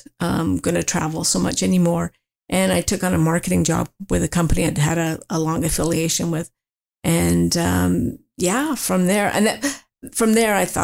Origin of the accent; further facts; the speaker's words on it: Toronto, Ontario, Canada; moved away as an adult; also born or lived in Mississauga; now in Huntsville, Canada; I grew up in the east end of Toronto